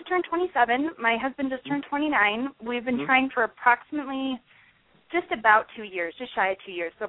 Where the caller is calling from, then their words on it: Denver, Colorado, United States; I'm calling from Denver.